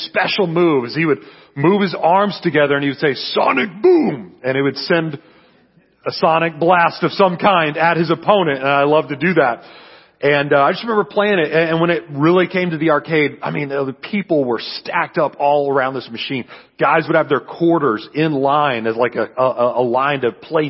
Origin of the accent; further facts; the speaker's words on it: San Antonio, Texas, United States; I'm from San Antonio, Texas